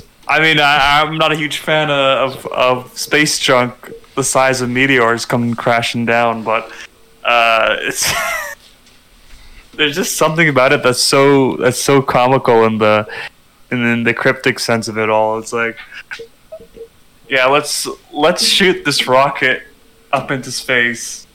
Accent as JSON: {"language": "English", "country": "Canada", "said": "And we're Canadian, so our second language is French"}